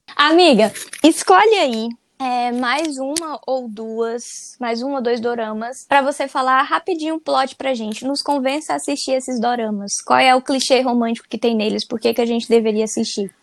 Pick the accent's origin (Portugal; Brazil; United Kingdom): Brazil; a gente é brasileiro